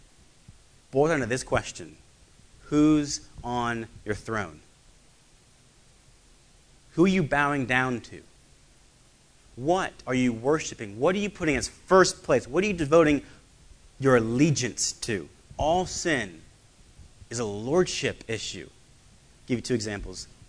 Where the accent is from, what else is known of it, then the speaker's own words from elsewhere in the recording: United States; I am an American citizen